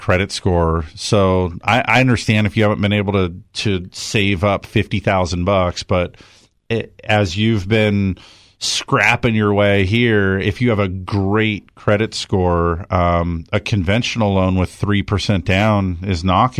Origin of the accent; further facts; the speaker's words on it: California, United States; I never did it because I grew up in Southern California